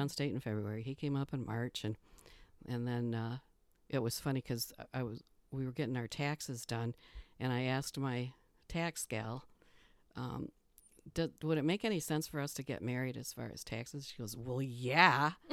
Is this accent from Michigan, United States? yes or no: yes; Midland, Michigan, United States; moved away as an adult; also born or lived in Fort Lee, Virginia / Bessemer, Michigan; now in Keweenaw, Michigan, United States; He's from my hometown, Midland, Michigan